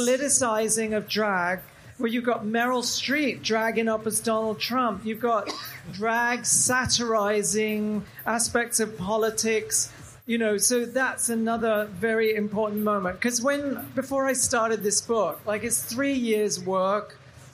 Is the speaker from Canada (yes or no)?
no; England, United Kingdom; moved away; Because I'm from England, you know, I grew up in England.